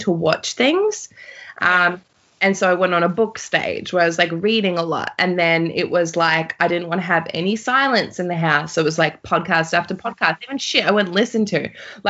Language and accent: English; New Zealand; moved away; my home country went into, New Zealand